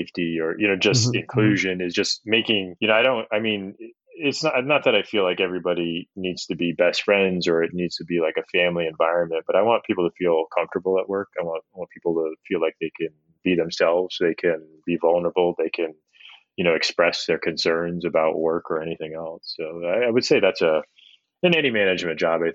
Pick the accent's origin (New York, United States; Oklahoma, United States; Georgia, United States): New York, United States; upstate; moved away; I grew up in a pretty homogenous area of upstate New York when I was very young